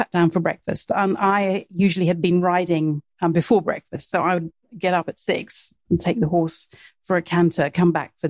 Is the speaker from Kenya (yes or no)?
yes; Mombasa, Mombasa County, Kenya; Yes. So I was born in Mombasa, and my dad worked in agricultural development.